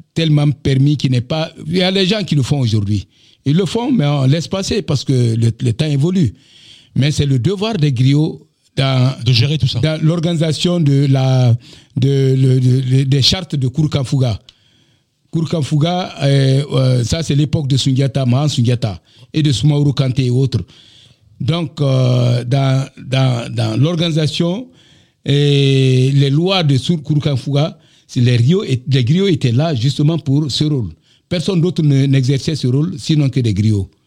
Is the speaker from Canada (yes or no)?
no; Dabola, Faranah Region, Guinea; moved away as an adult; also born or lived in Kankan, Guinea / Bamako, Mali / Abidjan, Côte d'Ivoire; je suis parti de d'Abola chez moi et pour euh, Cancan où j'ai passé quatre années de d'agronomie à l'université de Cancan